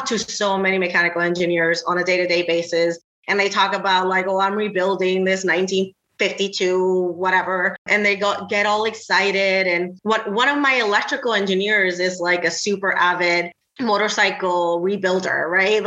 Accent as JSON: {"language": "English", "country": "Puerto Rico", "tie": "born or raised there", "also_born_or_lived": "the South / the Southwest", "second_language": "English", "moved": "as an adult", "lives_now": "Cleveland, United States", "said": "I was born and raised in Puerto Rico"}